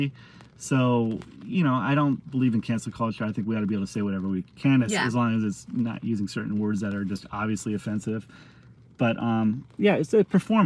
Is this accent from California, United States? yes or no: yes; San Diego, California, United States; I grew up in San Diego.